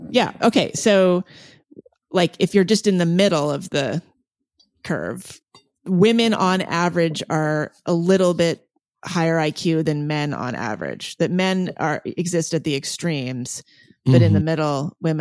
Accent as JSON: {"language": "English", "region": "the Ozarks", "country": "United States", "said": "My background is total like trailer trash, like hillbilly."}